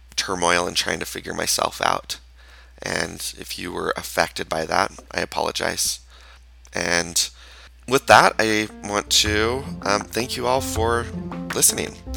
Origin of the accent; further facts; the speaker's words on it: Utah, United States; I was raised in Utah in a town that is majority Mormon